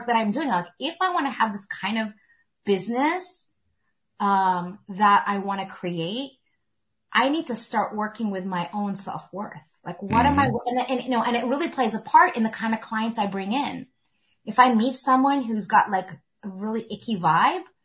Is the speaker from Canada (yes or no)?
yes; Canada; I was born in Canada